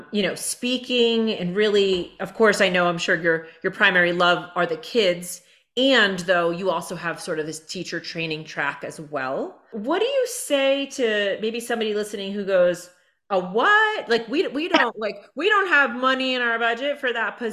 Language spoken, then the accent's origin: English; Hudson Valley, New York, United States; I grew up in the Hudson Valley in New York